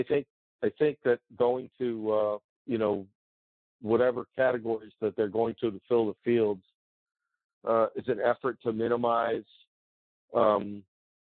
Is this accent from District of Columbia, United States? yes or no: yes; Washington, District of Columbia, United States; It's Washington D.C. It's my hometown